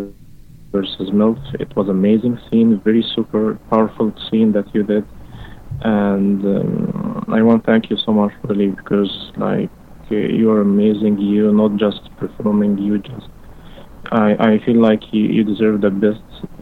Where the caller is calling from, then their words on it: Dubai, United Arab Emirates; I'm calling you from Dubai